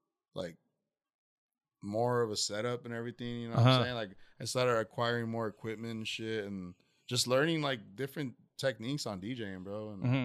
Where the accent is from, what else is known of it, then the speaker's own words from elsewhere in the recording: Tustin, California, United States; I'm from Tustin, California.